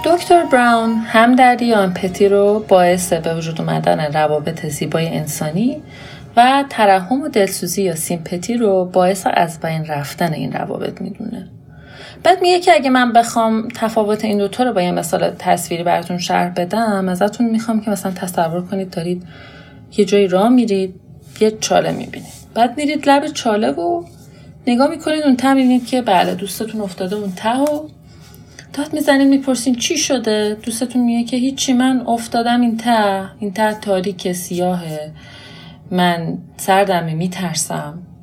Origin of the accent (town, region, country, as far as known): Iran